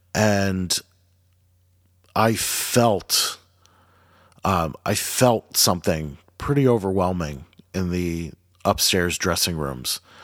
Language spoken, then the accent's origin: English; Jackson, New Jersey, United States; growing up in Jackson too, like, we have a lot of, um, we're right by, uh, the Monmouth Battle, Battleground